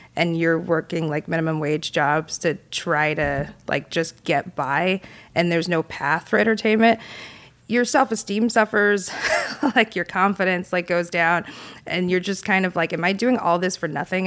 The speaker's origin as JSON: {"language": "English", "region": "South Carolina", "country": "United States", "tie": "born or raised there", "moved": "as an adult", "said": "growing up in South Carolina"}